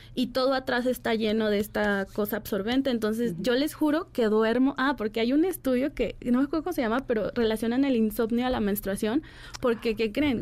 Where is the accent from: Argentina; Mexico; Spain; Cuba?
Mexico; Guadalajara, Jalisco; yo soy de Guadalajara